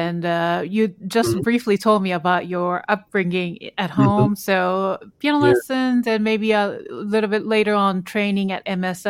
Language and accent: English; Japan; moved away as an adult; now in United States; I'm Korean, but born and raised in Japan. So plus coming here, I was like a young adult coming to the United States